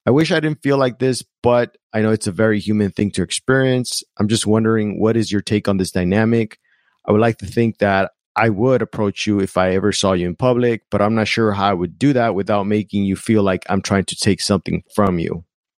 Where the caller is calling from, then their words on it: Monterey Bay, California, United States; Hi, Seth. … from Monterey Bay, California.